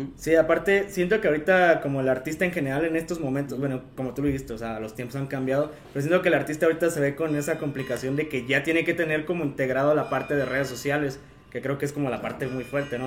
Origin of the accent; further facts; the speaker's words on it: Comonfort, Guanajuato, Mexico; mi pueblo mágico, el bonito pueblo de Comonfort